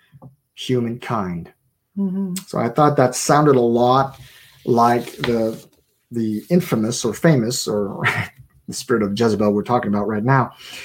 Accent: Montreal, Quebec, Canada; I was born in Montreal, born and raised there

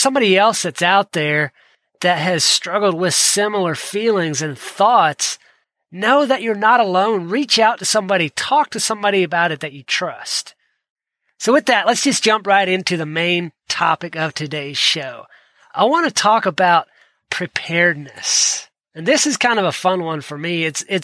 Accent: Georgia, United States; I grew up in Georgia

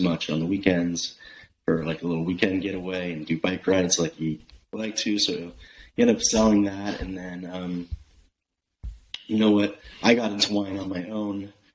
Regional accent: Bay Area, California, United States; now in Oregon, United States; I'm from the Bay Area.

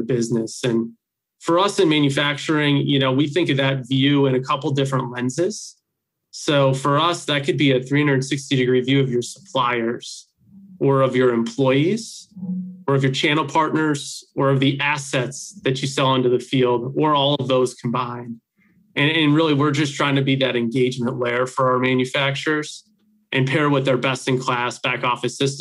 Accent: Wauwatosa, Wisconsin, United States; I grew up in the Wauwatosa area here in Wisconsin

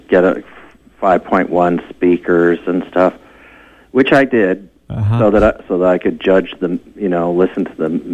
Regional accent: Kentucky, United States; moved away; I'm originally from Kentucky

